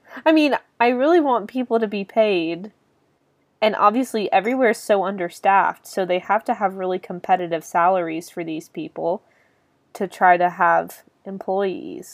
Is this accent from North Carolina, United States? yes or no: yes; Greensboro, North Carolina, United States; the region that my hometown is in, Greensboro